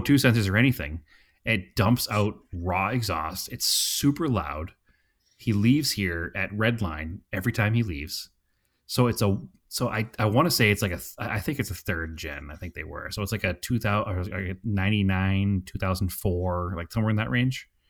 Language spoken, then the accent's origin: English; Salem, Massachusetts, United States; accent: Boston; now in Phoenix, United States; We're from, from Salem.